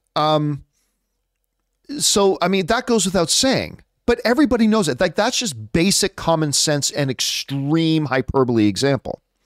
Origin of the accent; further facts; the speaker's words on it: Canada; I am Canadian, right? I'm not American